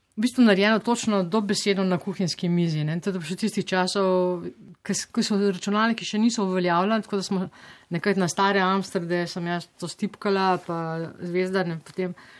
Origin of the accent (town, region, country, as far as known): Slovenia; moved away